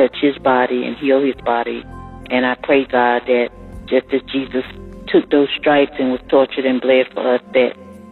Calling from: Marietta, United States; I'm calling from Marietta

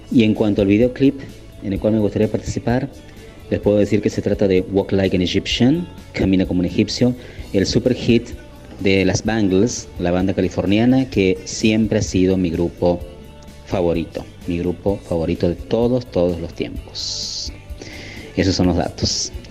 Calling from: San Francisco, Córdoba, Argentina; soy de San Francisco, Córdoba

